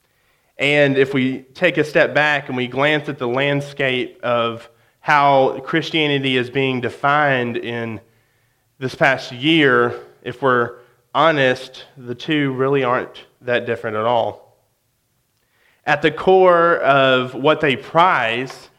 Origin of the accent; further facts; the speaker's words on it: West Memphis, Arkansas, United States; now in Conway, United States; I grew up in West Memphis.